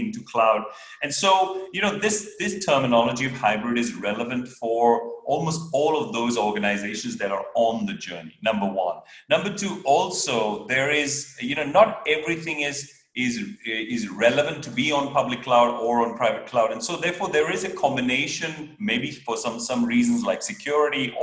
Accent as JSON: {"language": "English", "country": "India", "tie": "born or raised there", "also_born_or_lived": "Belgium", "moved": "yes", "lives_now": "Europe", "said": "I was born in India. I'm a Belgian, and I have been living in Europe for a very long time."}